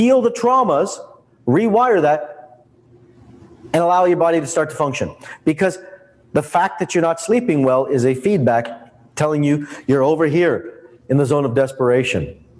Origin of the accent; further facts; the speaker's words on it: India; I'm Indian. Like, this is part of our genetics, right?